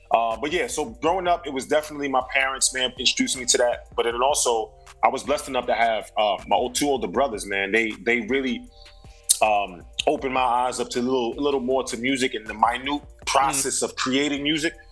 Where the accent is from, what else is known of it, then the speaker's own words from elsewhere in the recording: Brooklyn, New York, United States; because I'm from Brooklyn, this is what I was subjected to.